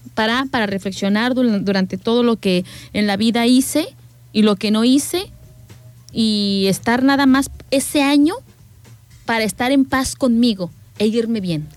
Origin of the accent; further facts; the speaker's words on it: Querétaro, Mexico; also born or lived in Guanajuato; now in Manzanillo, Mexico; yo soy de, del estado de Querétaro, pero pues ahora sí que para mí mi, mi, ciudad o mi pueblo fue siempre Guanajuato.